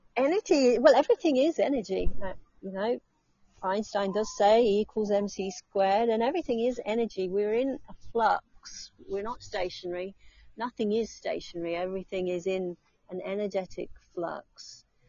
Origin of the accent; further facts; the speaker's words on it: England, United Kingdom; now in Australia; I'm going back to England.